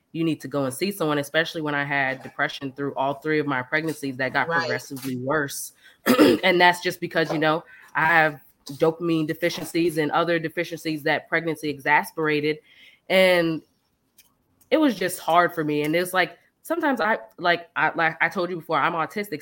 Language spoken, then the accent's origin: English; United States; moved away; also born or lived in the South; growing up in Left Rack and then leaving there